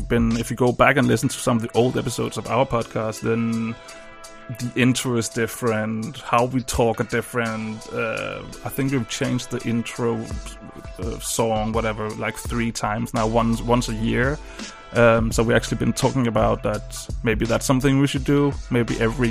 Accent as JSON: {"language": "English", "country": "Denmark", "second_language": "English", "said": "I'm from Denmark"}